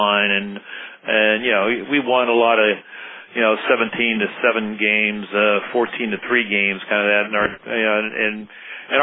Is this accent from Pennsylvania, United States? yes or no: yes; Johnstown, Pennsylvania, United States; also born or lived in Virginia; I grew up in Johnstown, PA.